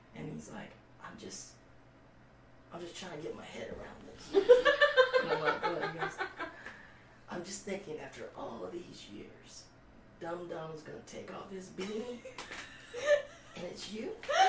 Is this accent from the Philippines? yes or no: yes; Philippines; Like, I'm Filipino, right?